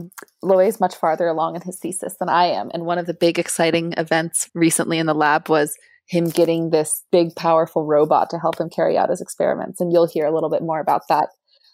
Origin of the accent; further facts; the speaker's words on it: California, United States; moved away as an adult; now in Vancouver, Canada; I'm originally from California, and I am a first-year PhD student at UBC.